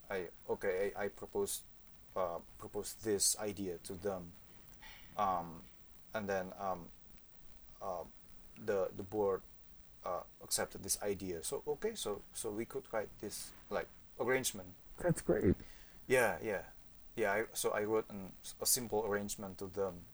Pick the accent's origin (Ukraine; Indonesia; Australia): Indonesia; Yogyakarta, Special Region of Yogyakarta; English is a second language; also born or lived in Cilacap, Indonesia; I was born in Cilacap, but then moved to uh, Yogyakarta. It's just f- uh, four or five hours by driving.